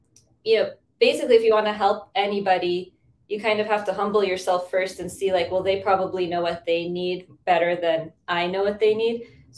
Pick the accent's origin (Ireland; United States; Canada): United States; I'm from the States.